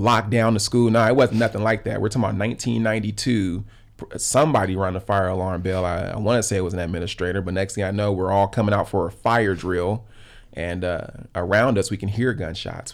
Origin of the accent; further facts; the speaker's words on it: Los Angeles, California, United States; I grew up in South L A, right in the heart of the L A riots